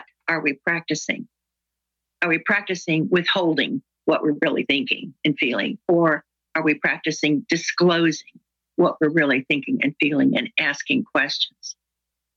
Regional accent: the South, United States; I'm from the South

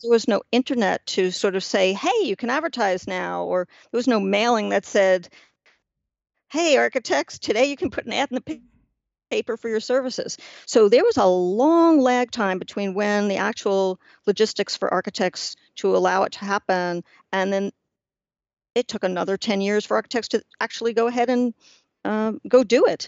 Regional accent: New York City, New York, United States; I grew up in Washington Heights, which is the northern tip of Manhattan

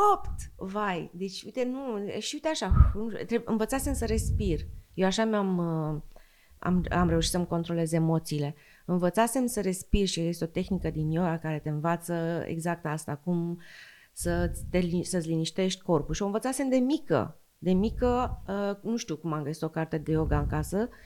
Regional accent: Slobozia, Ialomița County, Romania; copilăria mea din Slobozia, în Bărăgan

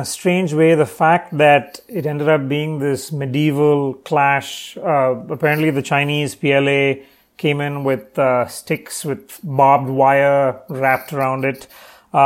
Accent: Chennai, Tamil Nadu, India; So I'm currently actually in Chennai in the south, which is my hometown.

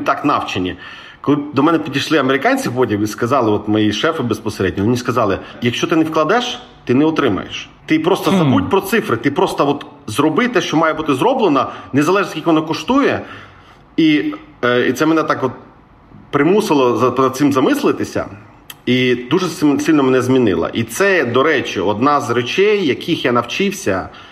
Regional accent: Crimea, Ukraine; я з Криму

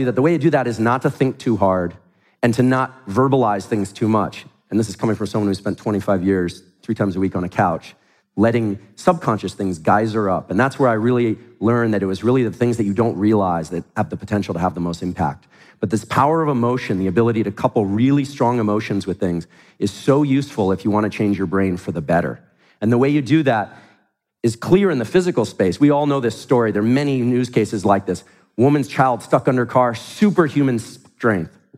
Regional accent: Silicon Valley, California, United States; I grew up in Silicon Valley

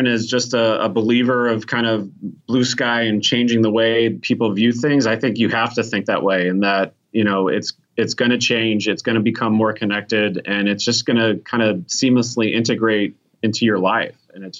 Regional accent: Chicago, Illinois, United States; I'm from Chicago, man.

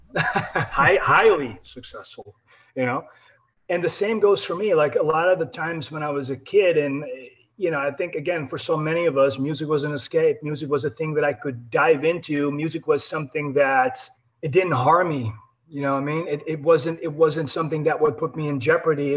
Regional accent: Netherlands; I'm European, I'm from the Netherlands

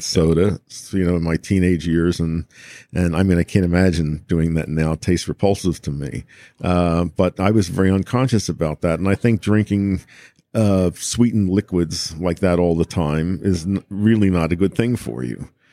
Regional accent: United States; an American

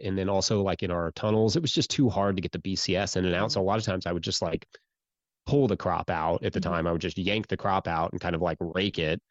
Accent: Central Kentucky, United States; I grew up in Central Kentucky

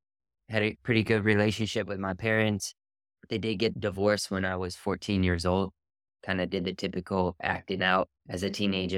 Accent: California, United States; I grew up in Southern California.

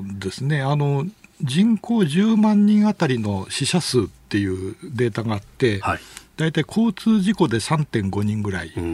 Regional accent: Toyama, Japan; 私もあの富山出身なんで

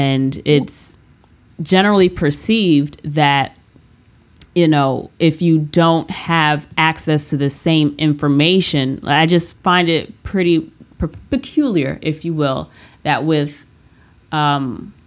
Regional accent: United States; my privilege as an American

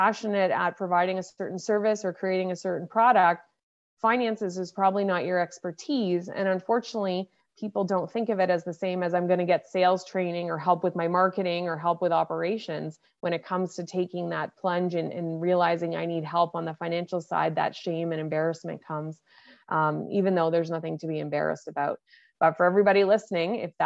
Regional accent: Nova Scotia, Canada; now in Toronto, Canada; I grew up on the East Coast in Nova Scotia, and then over the years made my way to Toronto, Ontario.

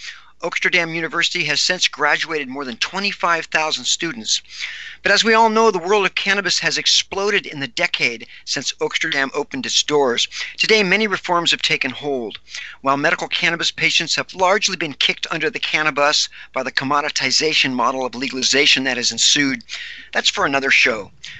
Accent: Seattle, Washington, United States; One reputable cannabis academy has sprouted right here in my hometown of Seattle

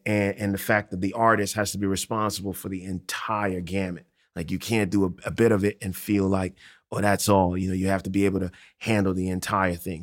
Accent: Accra, Greater Accra, Ghana; now in New York, United States; I grew up in Ghana in late eighties, early nineties.

